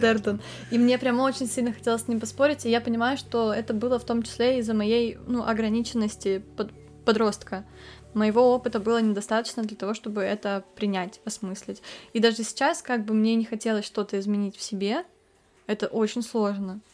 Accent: Kamchatka Krai, Russia; у меня с детства была повестка о том, что природу нужно любить, потому что я с Камчатки

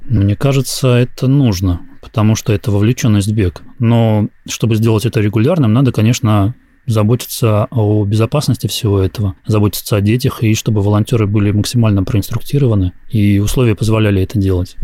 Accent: Russia; я из России

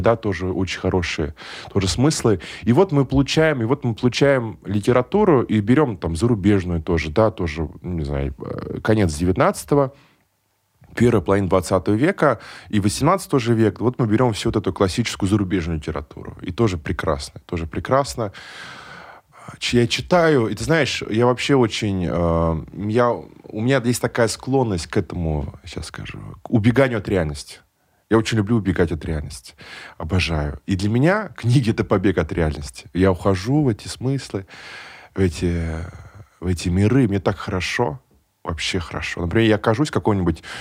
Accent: Nizhnekamsk, Tatarstan, Russia; я родился в Нижнекамске

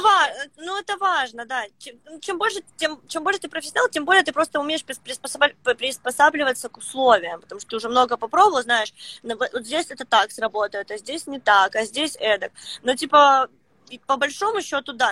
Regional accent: Luhansk, Luhansk Oblast, Ukraine; also born or lived in Saint Petersburg; now in Petah Tikva, Israel; я родилась, короче, в Луганске, а сейчас я живу в Петахтикве

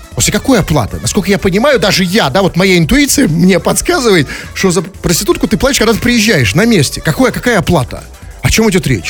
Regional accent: Russia; я хоть и россиянин

